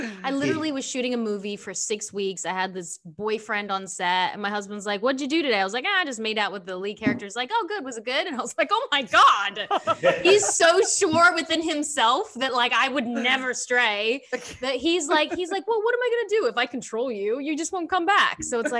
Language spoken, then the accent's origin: English; Australia; now in United States; so I came from Australia and came to the States to like start over, right? And I tied up all my money in property in Australia because I was like this child actor.